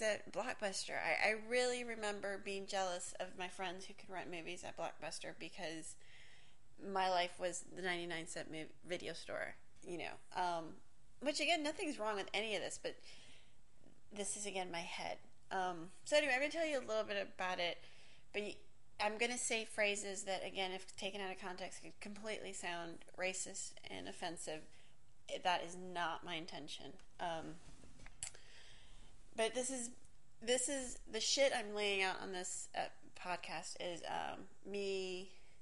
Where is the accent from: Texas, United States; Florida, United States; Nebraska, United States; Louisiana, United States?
Florida, United States; Miami; first language English; also born or lived in New York / Hialeah; I was born in New York. Don't really remember much about that period of time. I feel like I grew up in Miami.